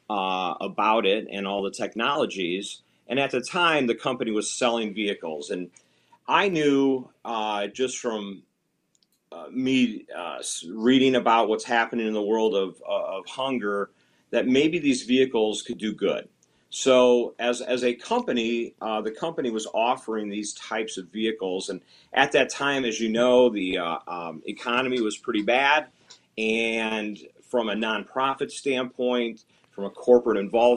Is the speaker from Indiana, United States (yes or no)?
yes; Northwest Indiana, United States; I'm originally from Northwest Indiana